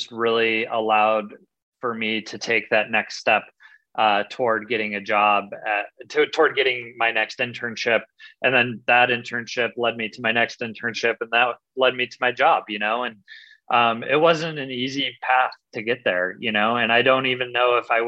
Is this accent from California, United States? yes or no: no; Michigan, United States; my home state